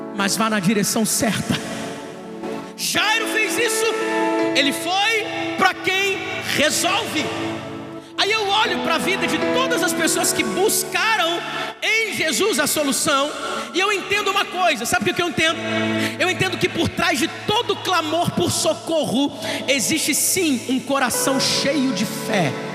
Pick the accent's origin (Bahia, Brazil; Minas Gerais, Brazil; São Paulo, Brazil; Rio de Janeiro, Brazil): Rio de Janeiro, Brazil; Duque de Caxias; Eu sou da Baixada